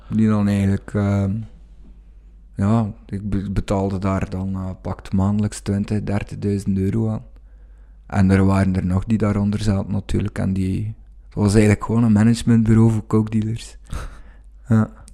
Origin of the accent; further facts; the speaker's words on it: Wevelgem, Flanders, Belgium; Ik kom uit Wevelgem